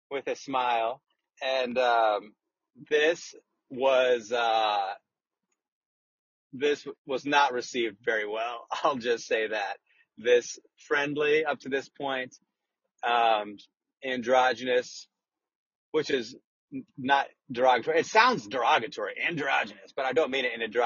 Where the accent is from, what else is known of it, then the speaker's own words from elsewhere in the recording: Des Moines, Iowa, United States; I'm from Des Moines